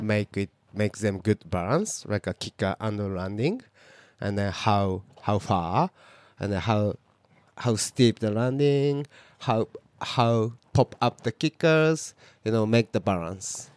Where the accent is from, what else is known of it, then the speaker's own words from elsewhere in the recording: Fukuoka, Japan; English is a second language; moved away as an adult; also born or lived in Hokkaido; now in Niseko, Japan; my hometown is quite uh, like a big city, Fukuoka